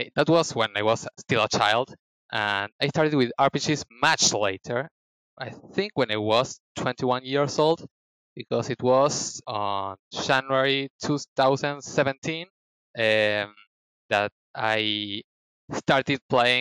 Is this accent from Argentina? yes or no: yes; Argentina; I am from Argentina